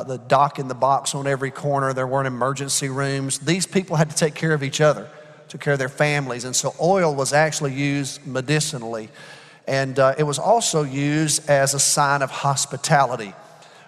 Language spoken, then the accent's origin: English; Alabama, United States; also born or lived in Georgia; now in Texas, United States; I'm from Alabama